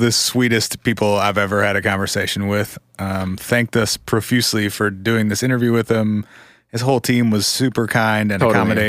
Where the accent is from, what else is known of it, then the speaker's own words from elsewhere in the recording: Minnesota, United States; This is my home state